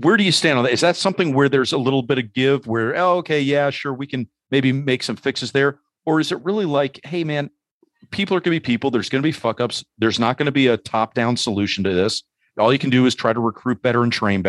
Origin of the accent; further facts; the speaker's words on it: New York City, New York, United States; my growing up in New York City